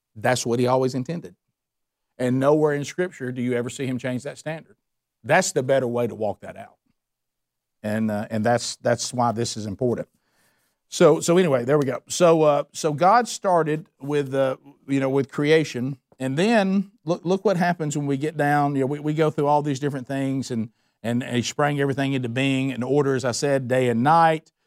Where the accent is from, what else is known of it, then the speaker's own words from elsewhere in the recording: the Bible Belt, United States; growing up in the Bible Belt